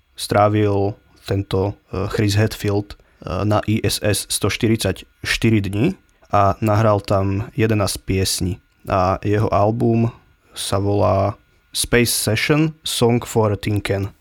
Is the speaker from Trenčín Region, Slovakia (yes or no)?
yes; Handlová, Trenčín Region, Slovakia; u nás v Handlovej e, má country takú tradíciu celkom